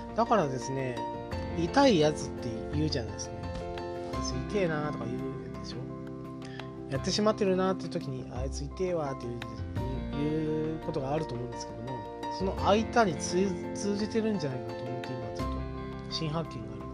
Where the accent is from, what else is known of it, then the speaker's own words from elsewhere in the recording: Oita, Japan; accent: Oita dialect; 僕の住んでる大分県